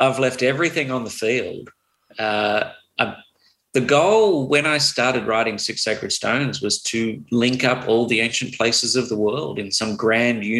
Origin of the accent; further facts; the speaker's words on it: Australia; I'm still Australian.